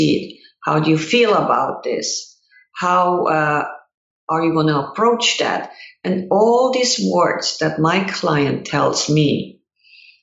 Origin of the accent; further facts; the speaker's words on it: Switzerland; English is a second language; moved away as an adult; now in United States; growing up in Switzerland